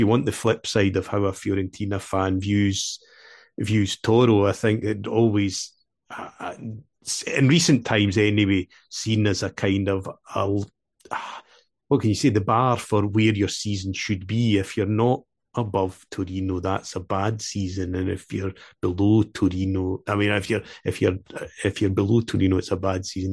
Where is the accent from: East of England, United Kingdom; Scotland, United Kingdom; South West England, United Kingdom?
Scotland, United Kingdom; Dumfries; accent: Scottish; in Queen of the South, my hometown, where I was brought up